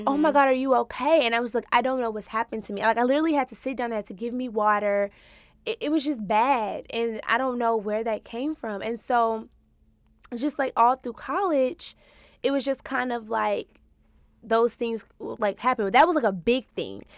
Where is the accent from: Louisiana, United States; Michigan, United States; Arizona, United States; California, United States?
Louisiana, United States; also born or lived in Houston, Texas; now in New York, United States; I'm a Louisiana girl who moved to Houston, Texas. So I'm a Southern Belle